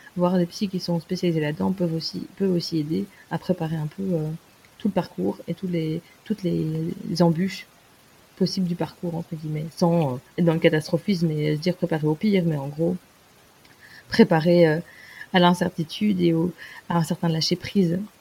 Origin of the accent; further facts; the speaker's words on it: France; en tant que française